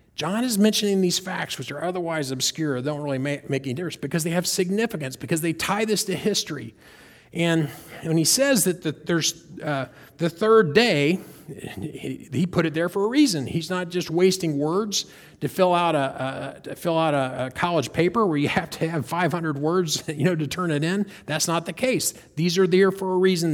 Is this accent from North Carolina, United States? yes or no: yes; North Carolina, United States; We're from North Carolina. I grew up in North Carolina